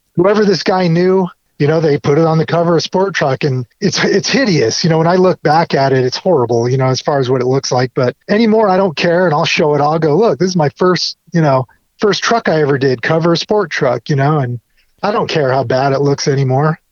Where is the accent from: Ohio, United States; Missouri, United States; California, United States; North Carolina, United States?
California, United States; Orange County; also born or lived in Compton, Los Angeles; I was born in LA and then my parents moved us to Orange County, so I grew up, you know, in not as tough of a part of town